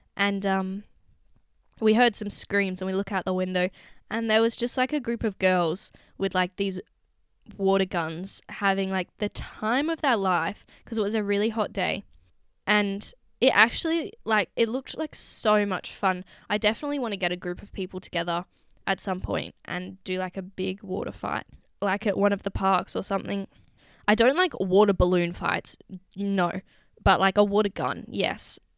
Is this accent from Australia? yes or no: yes; Secret Harbour, Western Australia, Australia; moved away as an adult; my hometown beach. Not at, you wouldn't catch me at Secret Harbour Beach